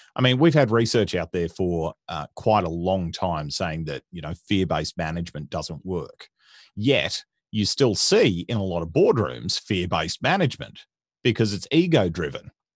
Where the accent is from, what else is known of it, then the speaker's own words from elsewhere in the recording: Dayboro, Queensland, Australia; I grew up in country Queensland, uh, in a little, little farming town called Daybro